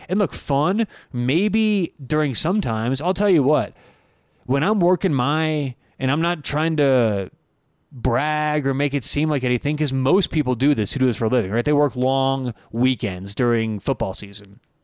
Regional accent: Denver, Colorado, United States; I grew up in Denver, Colorado. I still live in Denver

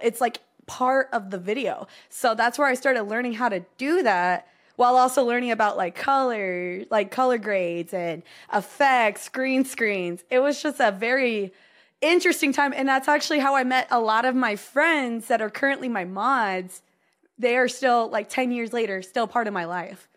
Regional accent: Texas, United States; here in Texas

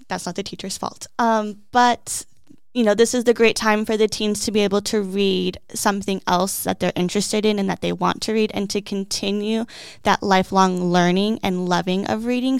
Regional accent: Peoria, Arizona, United States; I grew up here, so it's great that I get to give back to the community that I have lived in for m, almost my whole entire life

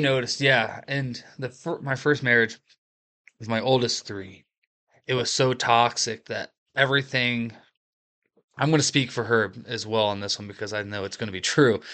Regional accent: Appalachia, United States; Appalachian American

